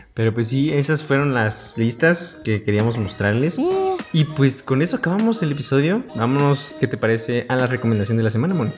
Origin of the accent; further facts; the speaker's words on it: Mexico; somos mexicanos